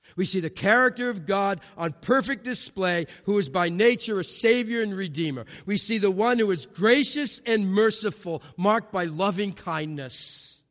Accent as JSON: {"language": "English", "region": "New England", "country": "United States", "said": "I'm from New England"}